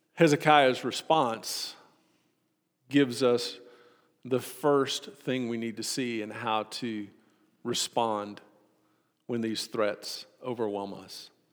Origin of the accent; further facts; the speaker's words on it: Austin, Texas, United States; Growing up in Austin, whenever we would have family come and visit us from Hope